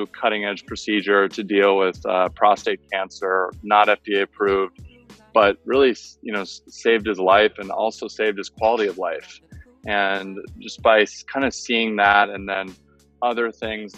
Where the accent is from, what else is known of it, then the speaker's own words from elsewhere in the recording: San Francisco, California, United States; now in Miami, United States; I'm originally from San Francisco, and I was in Miami for a long time